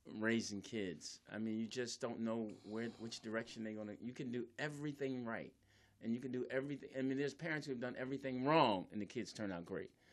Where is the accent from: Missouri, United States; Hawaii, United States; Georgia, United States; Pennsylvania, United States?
Pennsylvania, United States; Philadelphia; I was raised in Philly